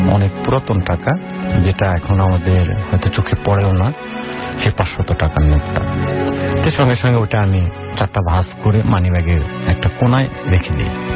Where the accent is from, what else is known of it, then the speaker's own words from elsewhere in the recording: Bogra, Rajshahi Division, Bangladesh; now in Dhaka, Bangladesh; আমার গ্রামের বাড়ি বগুড়া